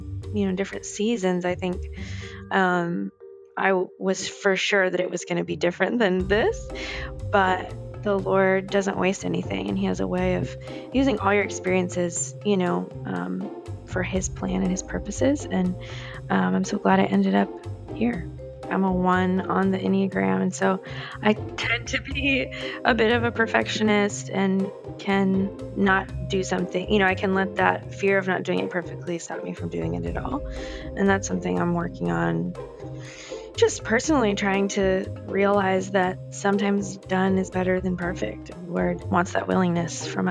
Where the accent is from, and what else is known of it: New Jersey, United States; born or raised there; also born or lived in Manhattan, New York; now in Nashville, United States